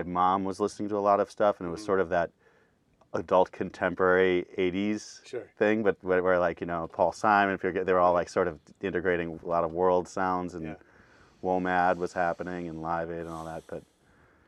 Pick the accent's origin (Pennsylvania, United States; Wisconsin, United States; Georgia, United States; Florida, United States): Wisconsin, United States; Milwaukee; moved away as an adult; now in Los Angeles, United States; I grew up in Milwaukee, and that's where I started promoting shows